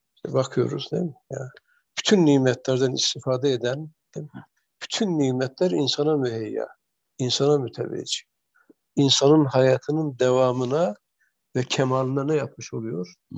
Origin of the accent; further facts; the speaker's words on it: Erzurum area, Turkey; bizim çocukluğumuz Erzurum tarafında geçti.